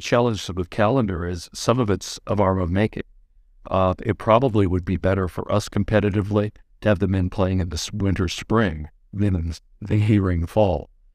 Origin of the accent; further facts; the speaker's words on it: Pasadena, California, United States; also born or lived in England; I was growing up in Southern California